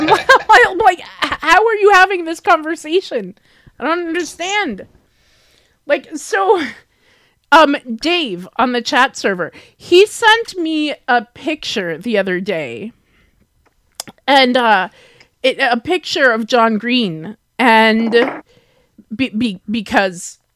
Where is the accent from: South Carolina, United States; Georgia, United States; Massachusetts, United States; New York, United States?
New York, United States; accent: New York; I sound like I'm from New York.